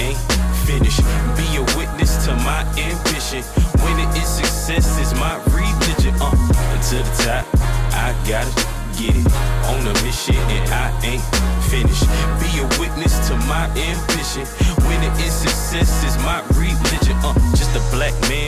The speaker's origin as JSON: {"language": "English", "town": "Detroit", "region": "Michigan", "country": "United States", "moved": "yes", "said": "I'm from Detroit"}